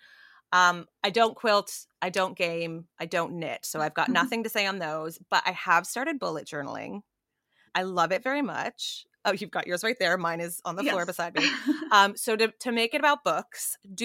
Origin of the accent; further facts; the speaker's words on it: Canada; I'm Canadian